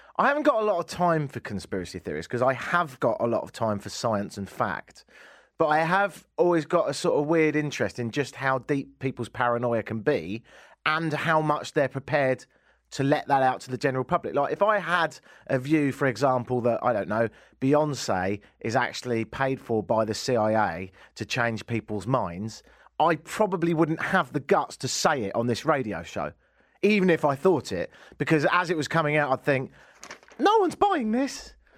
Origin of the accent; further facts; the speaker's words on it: England, United Kingdom; moved away as an adult; now in Canada; I'm English